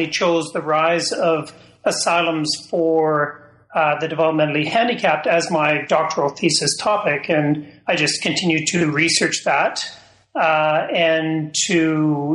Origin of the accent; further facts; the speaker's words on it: London, Ontario, Canada; I'm a Canadian. I grew up in Ontario, in London, Ontario